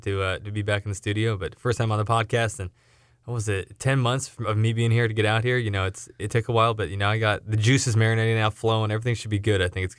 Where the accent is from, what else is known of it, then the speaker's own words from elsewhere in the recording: Los Angeles, California, United States; moved away as an adult; now in Topeka, United States; Born and raised in Los Angeles, about 5 minutes from Dodger Stadium, 10 minutes from the Staples Center